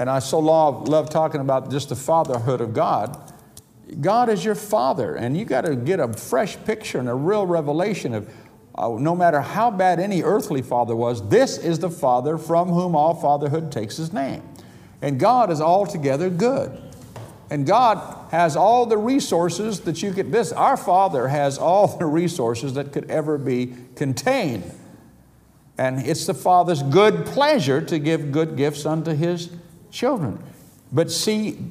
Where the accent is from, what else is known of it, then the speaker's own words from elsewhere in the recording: United States; now in United Kingdom; I'm an American citizen